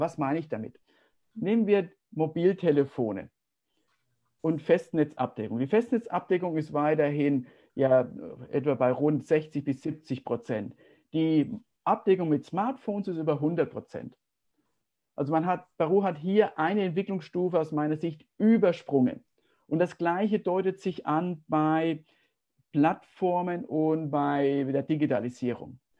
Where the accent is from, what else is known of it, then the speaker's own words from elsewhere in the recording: Germany; als Deutscher